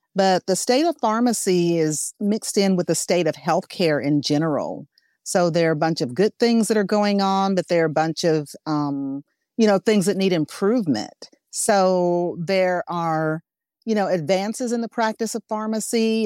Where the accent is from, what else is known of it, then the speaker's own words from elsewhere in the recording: Arkansas, United States; I'm from Arkansas.